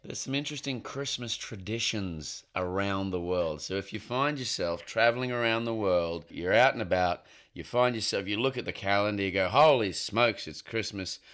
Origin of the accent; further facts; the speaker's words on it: Queensland, Australia; I grew up in Queensland, which is in northern Australia, so it's quite hot